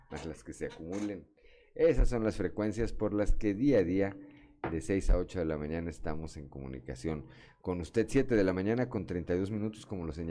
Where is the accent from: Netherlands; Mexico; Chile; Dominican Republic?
Mexico; Atizapán de Zaragoza, State of Mexico; born there; resulta que ya no nací en la Ciudad de México, sino en Atizapán de Zaragoza, Estado de México.